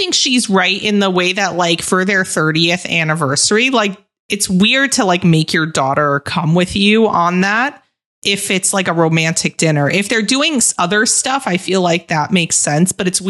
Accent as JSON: {"language": "English", "region": "New York", "country": "United States", "moved": "yes", "said": "I do feel like sometimes I'm playing a caricature of a New Yorker"}